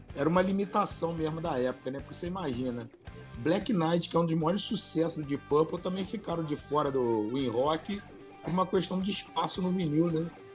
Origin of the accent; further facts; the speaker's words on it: Rio de Janeiro, Brazil; eu sou do Rio